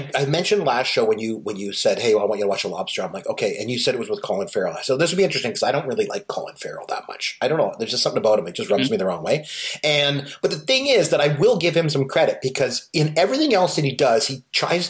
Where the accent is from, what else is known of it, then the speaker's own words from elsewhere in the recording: Canada; I am Canadian.